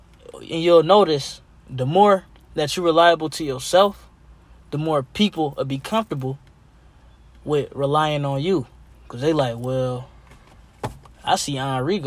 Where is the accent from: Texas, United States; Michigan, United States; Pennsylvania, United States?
Michigan, United States; Detroit; We in Detroit.